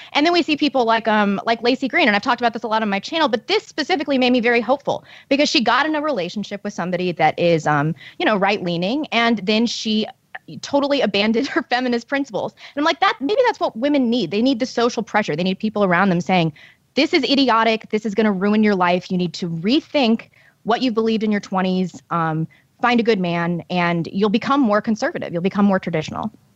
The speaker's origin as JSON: {"language": "English", "town": "St. Louis", "region": "Missouri", "country": "United States", "tie": "born or raised there", "said": "a leftist St. Louis publication, which is my hometown"}